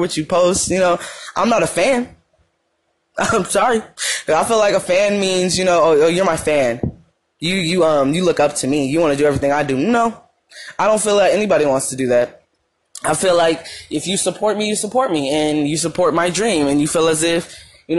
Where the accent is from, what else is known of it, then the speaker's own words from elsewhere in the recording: Madera, California, United States; moved away as an adult; now in Arizona, United States; I don't live in Madeira